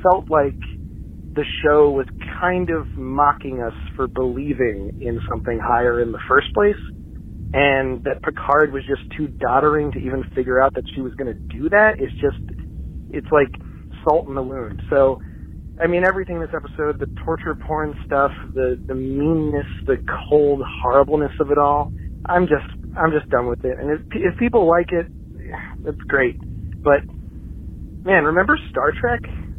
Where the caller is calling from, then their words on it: Alexandria, Virginia, United States; I'm calling from Alexandria, Virginia, just outside of D.C.